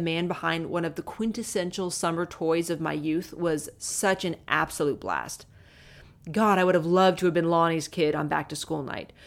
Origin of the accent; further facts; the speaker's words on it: Southern California, United States; as a kid growing up in Southern California